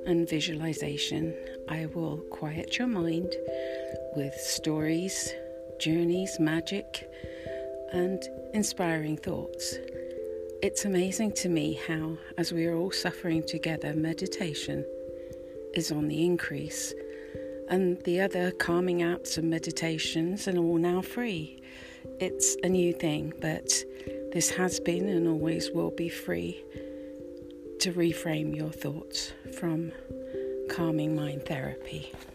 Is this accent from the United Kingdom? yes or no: yes; United Kingdom; accent: British; With my British accent